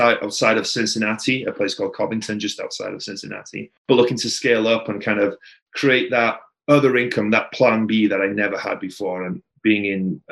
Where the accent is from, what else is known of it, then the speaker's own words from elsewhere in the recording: Wales, United Kingdom; also born or lived in Tampa, United States; now in Las Vegas, United States; I'm from Wales in the UK, a small little town in Wales. About 200 people live there